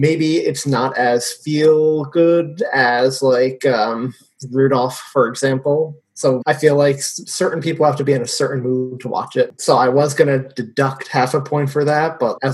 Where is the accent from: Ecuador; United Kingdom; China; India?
United Kingdom; I can only put this down to being British, and it's just not a thing here. We don't get it shown here, or at least I never see it shown on any channels.